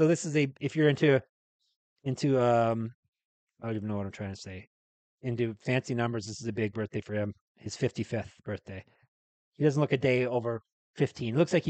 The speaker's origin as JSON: {"language": "English", "country": "Canada", "said": "we're Canadian."}